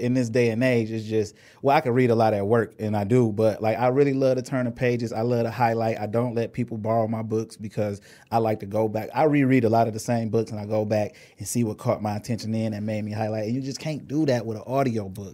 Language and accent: English; Inkster, Michigan, United States; I'm from Angster